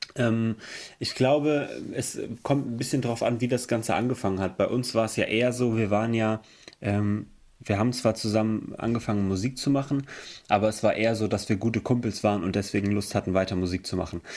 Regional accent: Emmelshausen, Rhineland-Palatinate, Germany; Wir kommen aus Emmelshausen. Das ist im Hunsrück.

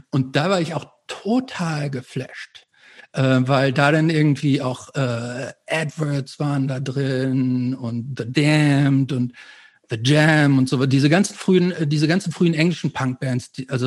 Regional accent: Hamm, North Rhine-Westphalia, Germany; weil es bei uns in Hamm gab es praktisch das Haus der Schallplatten und es gab noch so einen anderen Schallplattenladen und noch so zwei andere

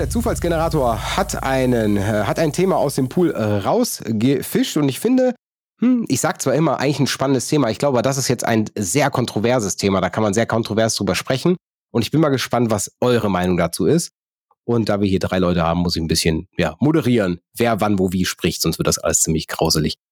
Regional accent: Neuss, North Rhine-Westphalia, Germany; meine Geburtsstadt Neuss

